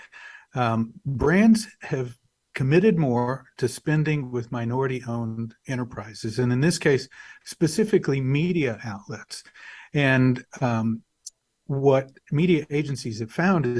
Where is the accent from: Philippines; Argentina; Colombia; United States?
United States; Wichita Falls, Texas; also born or lived in Dumas, Texas / Dallas, Texas; I was born in Dumas, Texas. I grew up in Wichita Falls, Texas